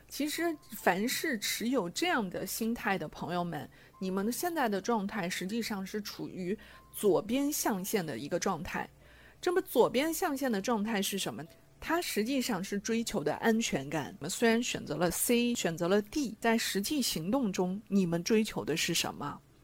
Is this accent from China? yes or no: yes; China; 我们中国人